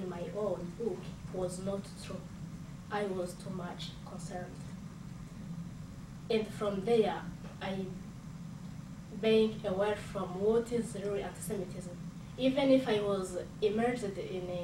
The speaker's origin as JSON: {"language": "English", "country": "Rwanda", "said": "I, as a Rwandan, as someone from Africa"}